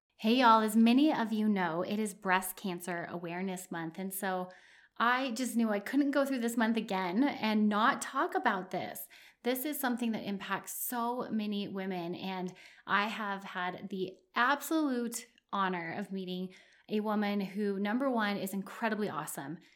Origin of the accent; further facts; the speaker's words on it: New Mexico, United States; right here in my home state, Santa Fe, New Mexico